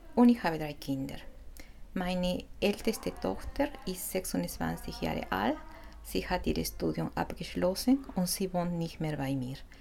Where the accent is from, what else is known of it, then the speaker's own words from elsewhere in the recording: Peru; first language Spanish; German is a second language; now in Switzerland; ich komme aus Peru, ich lebe schon lange in der Schweiz